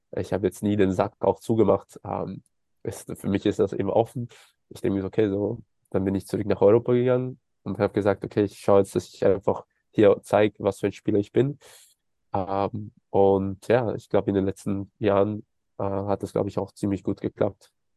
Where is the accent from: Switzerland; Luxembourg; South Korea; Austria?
Austria; moved away; also born or lived in Los Angeles, United States / Germany; ich als Österreicher